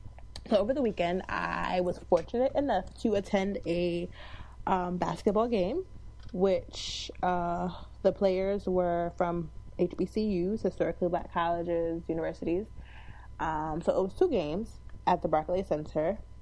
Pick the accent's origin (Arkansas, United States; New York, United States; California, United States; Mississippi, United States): New York, United States; Queens; And we come from Queens.